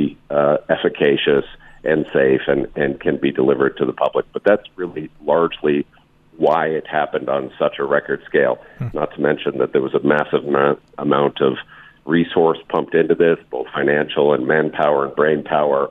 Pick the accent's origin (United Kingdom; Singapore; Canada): Canada; now in United States; I am Canadian